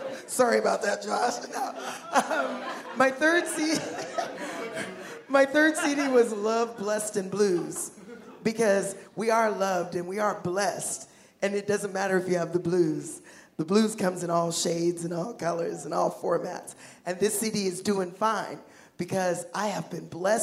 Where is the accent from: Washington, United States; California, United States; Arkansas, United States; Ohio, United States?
Washington, United States; Seattle; I was born and raised in Seattle